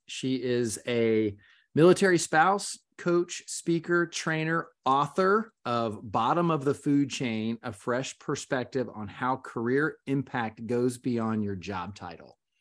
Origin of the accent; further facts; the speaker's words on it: Gainesville, Florida, United States; now in Orlando, United States; I grew up in Gainesville, Florida